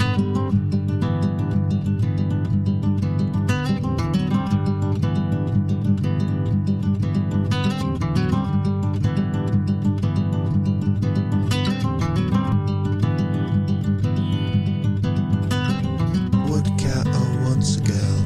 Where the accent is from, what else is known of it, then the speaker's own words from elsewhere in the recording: Guisborough, North East England, United Kingdom; now in Isle of Man; When I was growing up in Gisborough in the northeast of England